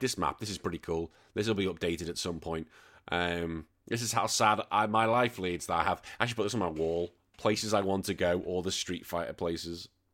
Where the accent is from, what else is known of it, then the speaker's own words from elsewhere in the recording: United Kingdom; now in Australia; I'm a Brit, although I do live in this country now.